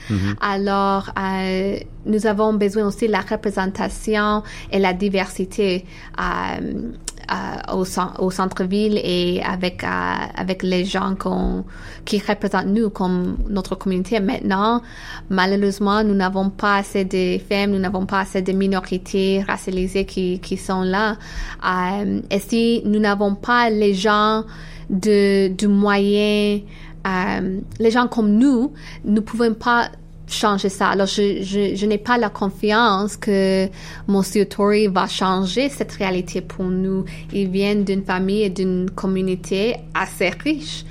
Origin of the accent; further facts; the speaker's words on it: Canada; French is a second language; also born or lived in Eritrea; now in Toronto, Canada; je suis canadienne, mais ma famille vient de l'Érythrée